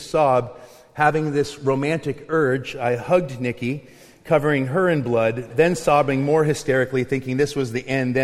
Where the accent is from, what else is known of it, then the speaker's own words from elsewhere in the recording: Longview, Washington, United States; also born or lived in Findlay, Eastern Washington; When I was in sixth grade, my mom had moved myself and my brothers over to Eastern Washington so she could marry her high school sweetheart. We moved from Longview, Kelso